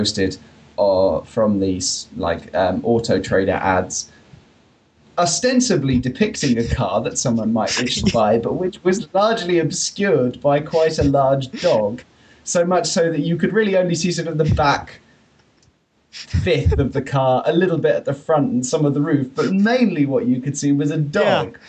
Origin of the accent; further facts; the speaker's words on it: Essex, East of England, United Kingdom; I come from Essex. I know what a boy racer is